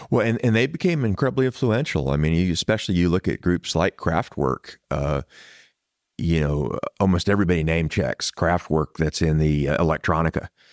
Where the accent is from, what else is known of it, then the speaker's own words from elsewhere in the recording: San Antonio, Texas, United States; I am a Texan. I was born here in San Antonio